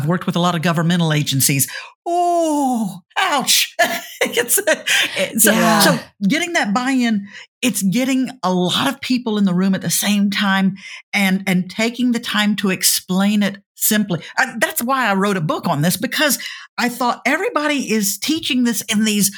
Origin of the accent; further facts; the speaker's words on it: Louisiana, United States; I'm from Louisiana